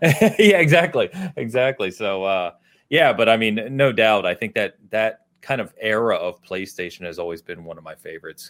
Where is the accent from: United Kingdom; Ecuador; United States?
United States; outside of Philadelphia, Pennsylvania; I, I grew up outside of Philadelphia